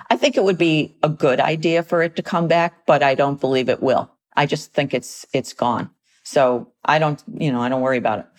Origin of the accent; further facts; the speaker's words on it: United States; as American citizens